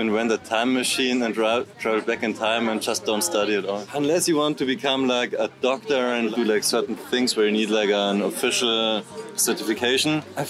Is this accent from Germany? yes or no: yes; Germany; I'm from Germany